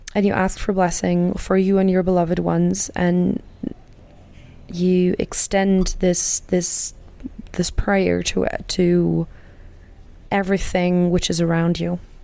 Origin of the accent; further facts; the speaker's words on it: Germany; I'm from Germany